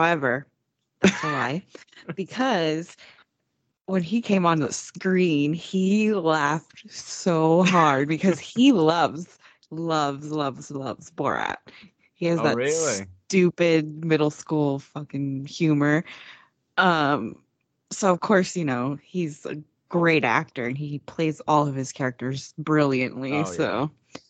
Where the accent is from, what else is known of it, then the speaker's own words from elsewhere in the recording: United States; as an American